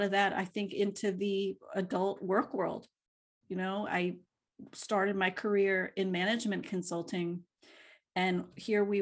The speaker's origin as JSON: {"language": "English", "town": "Philadelphia", "region": "Pennsylvania", "country": "United States", "tie": "born or raised there", "said": "they raised us in Philly."}